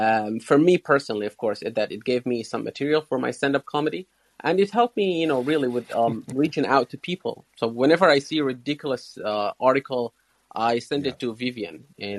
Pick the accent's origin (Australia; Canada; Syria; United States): Syria; now in United Kingdom; I'm from Syria. I'm a refugee.